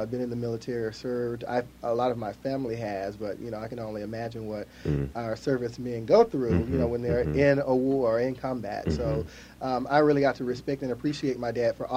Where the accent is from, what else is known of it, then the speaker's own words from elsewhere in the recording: East Texas, United States; accent: southern; I was born in East Texas